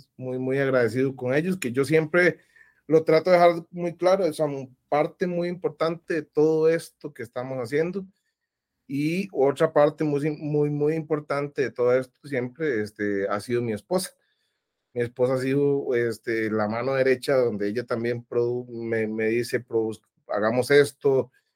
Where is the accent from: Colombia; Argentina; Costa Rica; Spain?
Costa Rica; mi país, a Costa, Rica